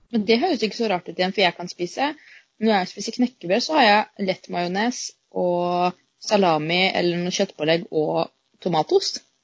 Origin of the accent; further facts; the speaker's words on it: Moss, Østfold, Norway; er jo fra Moss